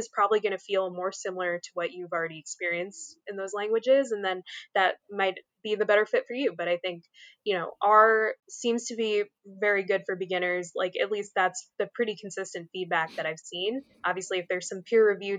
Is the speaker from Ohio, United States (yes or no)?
no; Philadelphia, Pennsylvania, United States; now in South Jersey, United States; I grew up in the Philly area, where that is like thrust upon you to care about all those teams a lot